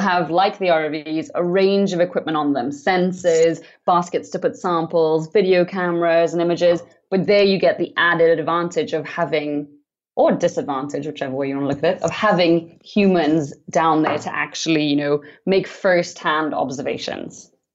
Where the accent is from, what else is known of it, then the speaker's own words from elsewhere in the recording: Trinidad & Tobago; I grew up in the Caribbean on the island on the islands of Trinidad and Tobago